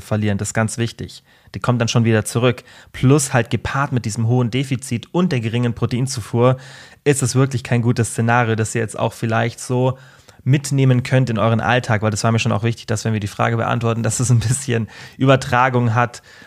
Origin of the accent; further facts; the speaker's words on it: Germany; bei uns in Deutschland